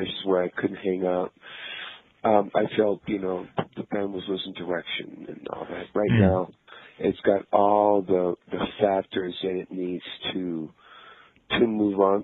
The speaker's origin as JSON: {"language": "English", "town": "Tijuana", "region": "Baja California", "country": "Mexico", "tie": "born or raised there", "moved": "yes", "said": "I grew up in Tijuana, Mexico"}